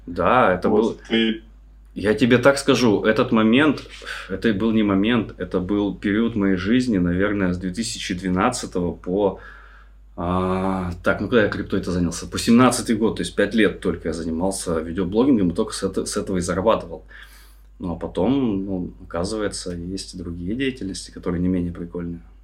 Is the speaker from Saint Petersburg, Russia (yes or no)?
yes; Saint Petersburg, Russia; now in Indonesia; я из Питера